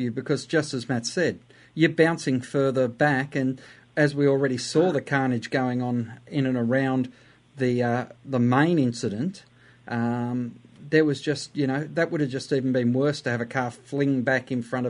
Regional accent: Australia; However, we are an Australian.

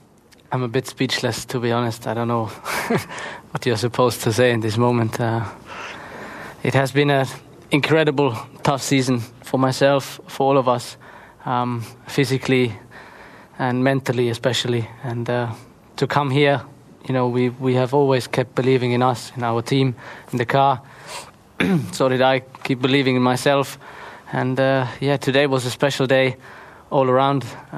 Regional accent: Heppenheim, Hesse, Germany; Some of them are here, some of them in Kerpen, supporting me, but also back in my hometown Heppenheim.

